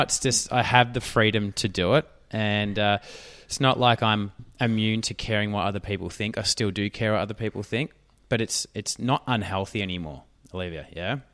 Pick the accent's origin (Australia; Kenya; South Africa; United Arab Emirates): Australia; accent: Australian; I'm Australian